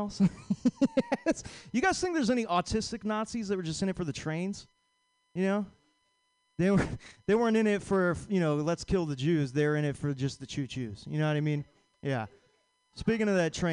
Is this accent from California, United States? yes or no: yes; Vacaville, California, United States; I'm from Vacaville